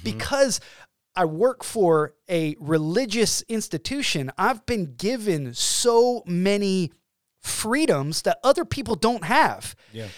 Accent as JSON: {"language": "English", "region": "Georgia", "country": "United States", "moved": "as an adult", "lives_now": "Illinois, United States", "said": "We have two kids, and we are from Georgia. We moved to Illinois"}